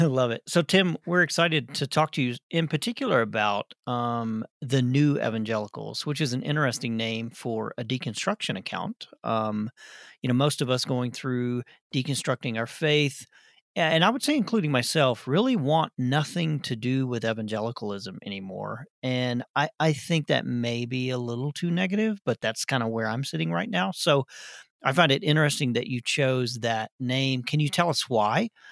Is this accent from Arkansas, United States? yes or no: yes; Arkansas, United States; I'm from Arkansas